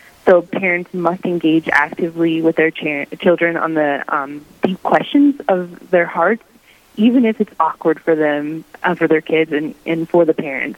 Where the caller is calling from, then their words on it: Pueblo, Colorado, United States; also born or lived in Crookston, Minnesota; I'm calling in from Pueblo, Colorado, where I'm serving with Bishop Stephen Berg as the Vice Chancellor for the Diocese of Pueblo.